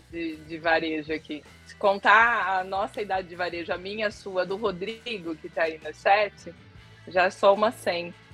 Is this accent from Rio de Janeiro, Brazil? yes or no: no; São Paulo, Brazil; É, sou do interior de São Paulo e aí comecei a trabalhar em supermercado